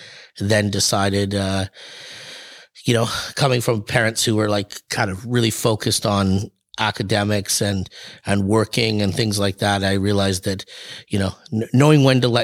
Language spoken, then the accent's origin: English; North Vancouver, British Columbia, Canada; I'm from North Vancouver in BC, and an area called Deep Cove, and right where Mount Seymour